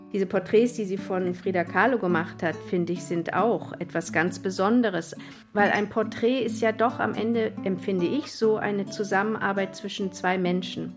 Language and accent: German; Berlin, Germany; dass ich Fotografiestudentin bin, aus Berlin komme